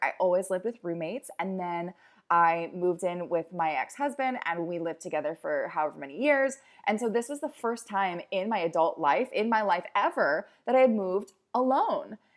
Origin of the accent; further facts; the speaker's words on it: Baltimore, Maryland, United States; also born or lived in New York; now in California, United States; I am originally from Baltimore